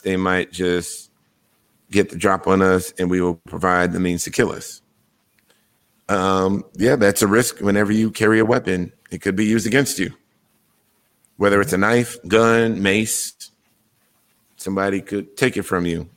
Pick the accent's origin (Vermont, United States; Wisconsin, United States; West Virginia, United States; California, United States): Wisconsin, United States; my home state